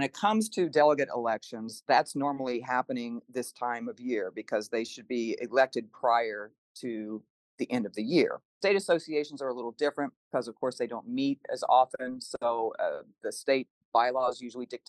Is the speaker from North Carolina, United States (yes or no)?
no; Kansas, United States; moved away as an adult; now in Lincoln, United States; I'm originally from Kansas. That's where I was born and raised.